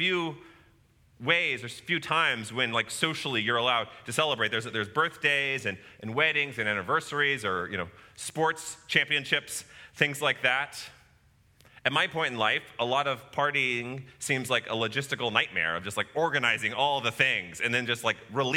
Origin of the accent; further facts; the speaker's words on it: College Station, Texas, United States; growing up in College Station, and I grew up going to games at Kyle Field often, all throughout my childhood